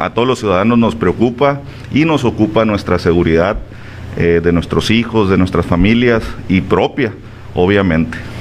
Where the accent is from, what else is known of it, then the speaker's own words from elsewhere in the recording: Huatabampo, Sonora, Mexico; now in Navojoa, Mexico; Yo soy oriundo de Chojoa, soy del Bacame, Ah, pero ya tengo algunos años viviendo aquí